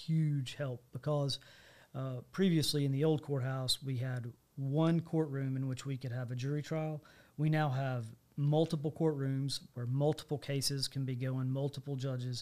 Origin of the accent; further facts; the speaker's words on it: Kingston Springs, Tennessee, United States; I grew up in Kingston Springs, Tennessee, which is in Cheatham